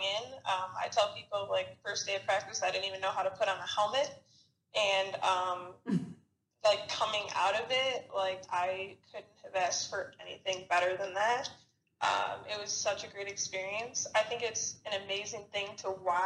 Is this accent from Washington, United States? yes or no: no; Chicago, Illinois, United States; moved away as an adult; now in Arizona, United States; I'm originally from Chicago. I came out to Arizona to go to school at Arizona State